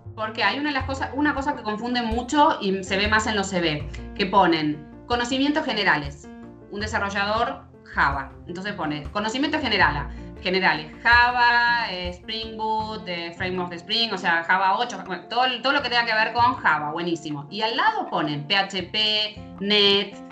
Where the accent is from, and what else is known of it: Argentina